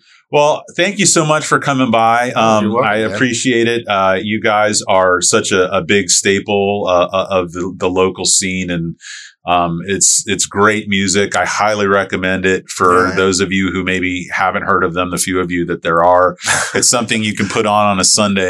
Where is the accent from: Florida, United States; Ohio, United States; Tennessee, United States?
Florida, United States; St. Petersburg; I grew up in St. Pete, and I went to high school